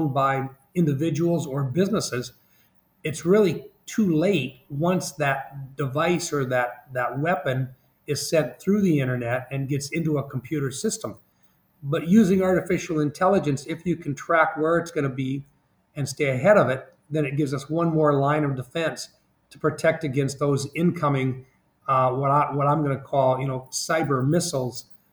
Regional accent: South Dakota, United States; I'm from South Dakota

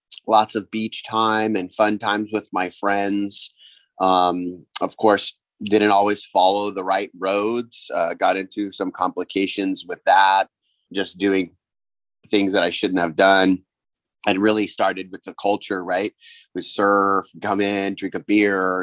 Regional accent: Kauai, Hawaii, United States; I'm from Kauai, Hawaii. So I grew up on an island

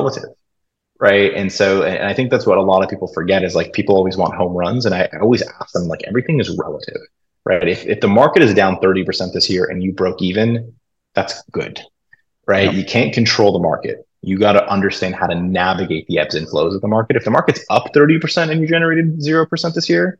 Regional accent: Los Angeles, California, United States; I grew up in Los Angeles, huge Laker fan.

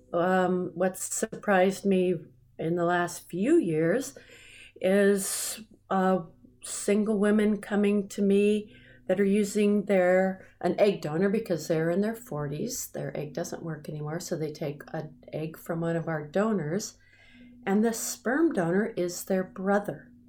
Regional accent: United States; I'm an American

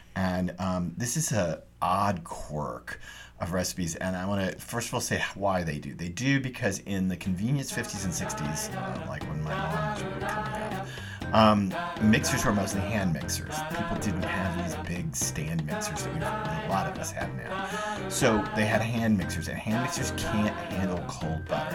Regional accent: the South, United States; I grew up in the South

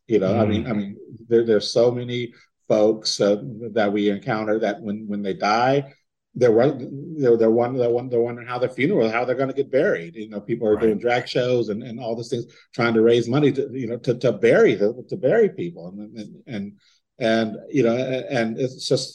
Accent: San Diego, California, United States; moved away; I'm from San Diego

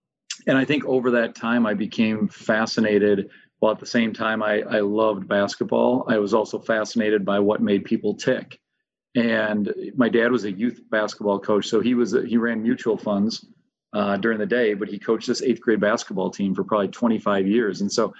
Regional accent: St. Paul, Minnesota, United States; I grew up in St. Paul, Minnesota. And so I'm pretty blessed to get to teach and coach in the city I grew up

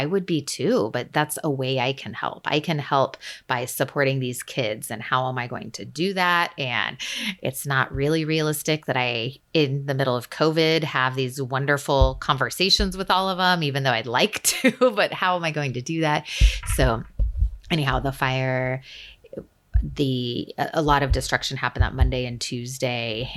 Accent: Central California, United States; I grew up in Central California, and in a small mountain community, and I'm now back in the general area where I live

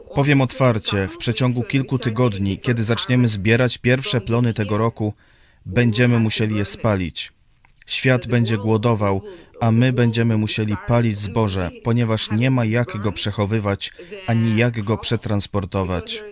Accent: Ukraine; Polish is a second language; jestem z Ukrainy

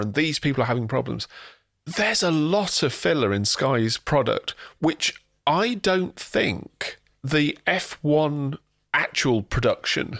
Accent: England, United Kingdom; we are British or English

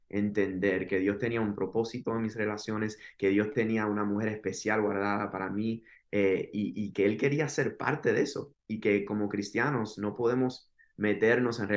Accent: Miami, Florida, United States; soy de Miami, Florida, de padres cubanos, nacido en Miami, Florida.

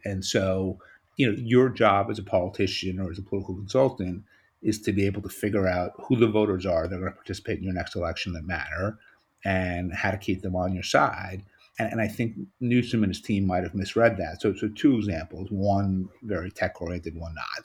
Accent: New York, United States; as a New Yorker

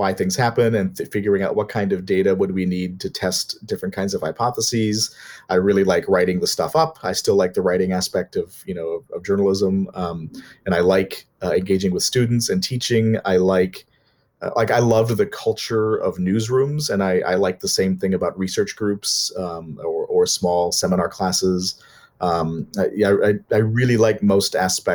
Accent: Minnesota, United States; I'm from Minnesota

